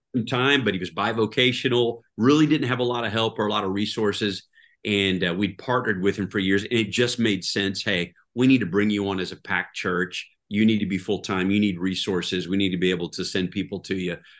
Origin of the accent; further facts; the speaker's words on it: Tulsa, Oklahoma, United States; I grew up here in Tulsa, Oklahoma